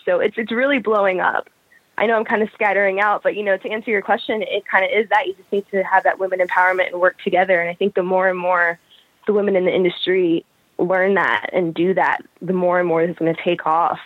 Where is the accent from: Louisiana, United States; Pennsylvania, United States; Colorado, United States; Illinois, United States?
Pennsylvania, United States; also born or lived in Brooklyn, New York; I was born in Brooklyn, New York. Okay. Um, I spent most of my life I've spent growing up in um, Pennsylvania